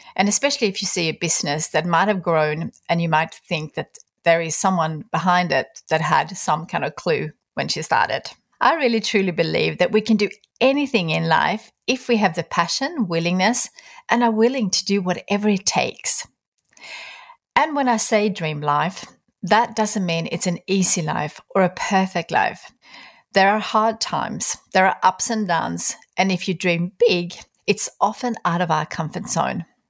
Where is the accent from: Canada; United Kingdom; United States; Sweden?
Sweden; moved away; Sweden, my home country